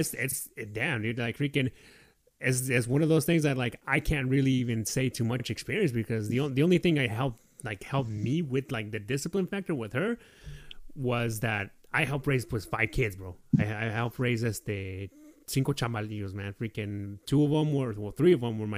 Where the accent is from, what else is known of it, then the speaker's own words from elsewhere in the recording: Reno, Nevada, United States; Growing up in Reno, Nevada